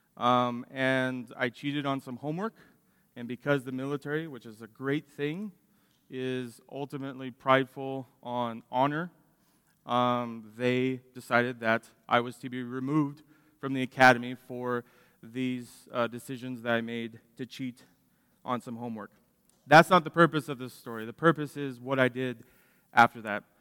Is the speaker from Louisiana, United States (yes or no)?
no; Dallas, Texas, United States; I grew up in Dallas, loving watching baseball